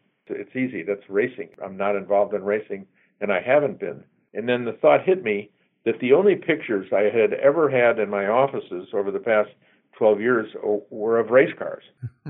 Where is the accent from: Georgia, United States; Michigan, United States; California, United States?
California, United States; Newport Beach; growing up in Newport, you're part of car culture, especially in the 50s and 60s